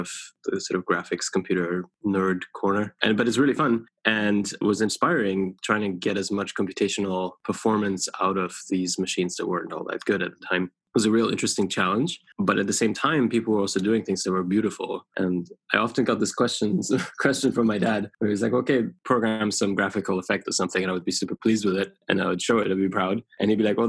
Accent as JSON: {"language": "English", "country": "Germany", "tie": "born or raised there", "also_born_or_lived": "United Kingdom", "moved": "yes", "lives_now": "United States", "said": "I grew up in Germany, eventually emigrated to the UK and then to the US"}